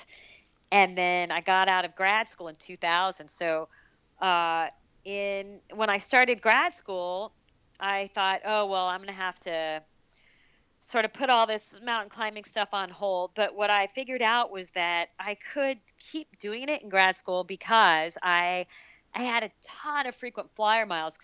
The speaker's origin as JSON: {"language": "English", "region": "Arizona", "country": "United States", "tie": "born or raised there", "said": "So I'm from Arizona, so that's my home state"}